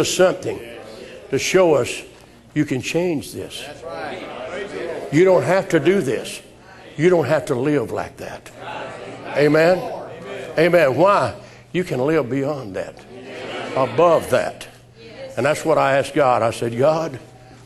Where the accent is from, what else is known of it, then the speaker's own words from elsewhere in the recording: United States; we American people